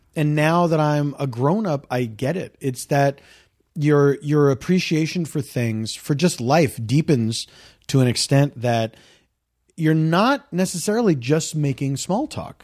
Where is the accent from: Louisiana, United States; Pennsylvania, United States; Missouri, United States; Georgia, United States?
Pennsylvania, United States; Philadelphia; I grew up in the East Coast